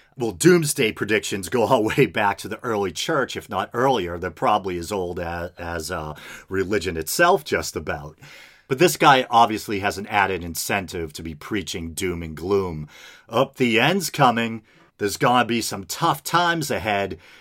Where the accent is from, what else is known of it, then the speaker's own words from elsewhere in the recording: United States; as an American